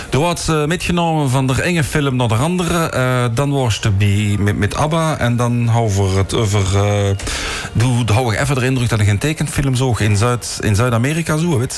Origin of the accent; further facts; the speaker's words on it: Teuven, Limburg, Belgium; Ah, dus, eh, ik ben van Teuven